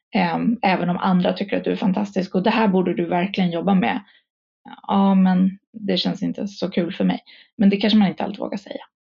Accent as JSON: {"language": "Swedish", "town": "Stockholm", "region": "Stockholm County", "country": "Sweden", "tie": "born or raised there", "said": "jag är stockholmare. Eh, born and raised"}